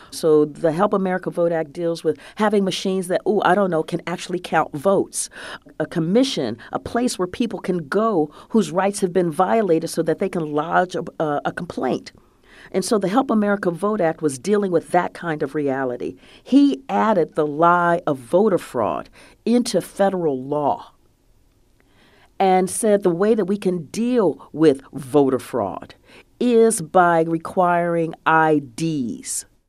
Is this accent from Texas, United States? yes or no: no; Columbus, Ohio, United States; I grew up in Columbus, Ohio